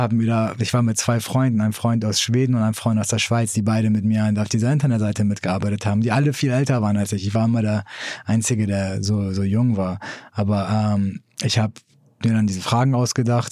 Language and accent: German; Hamburg, Germany; moved away as an adult; also born or lived in Iran; now in San Francisco, United States; ich bin in Hamburg aufgewachsen